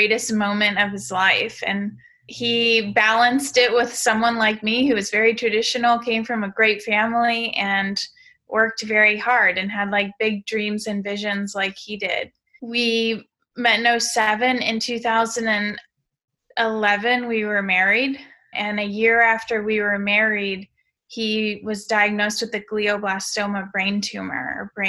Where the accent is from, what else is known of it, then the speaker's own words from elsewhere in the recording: St. Louis, Missouri, United States; moved away as an adult; also born or lived in West Coast; I grew up in St. Louis, Missouri, so Midwest born and raised